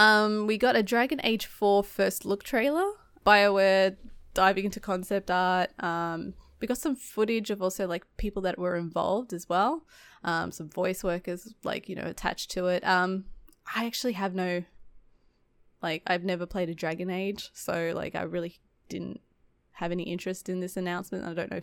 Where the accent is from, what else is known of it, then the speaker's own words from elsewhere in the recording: Australia; moved away as an adult; now in United States; I'm Australian